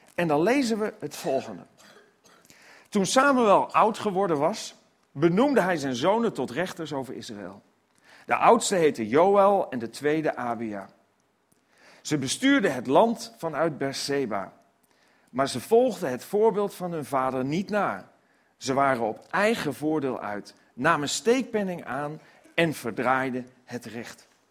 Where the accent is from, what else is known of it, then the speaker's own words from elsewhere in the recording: Netherlands; als Nederlanders